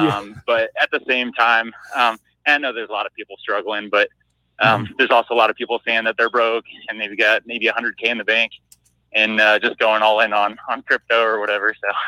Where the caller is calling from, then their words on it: Denver, Colorado, United States; from Denver, Colorado.